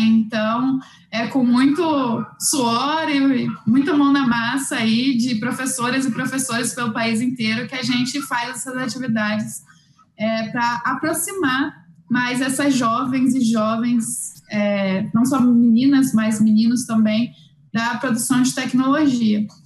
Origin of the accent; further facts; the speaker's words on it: Rio de Janeiro, Brazil; moved away as an adult; now in Mato Grosso, Brazil; Eu sou do Rio de Janeiro originalmente, né? Então a gente veio para o Mato Grosso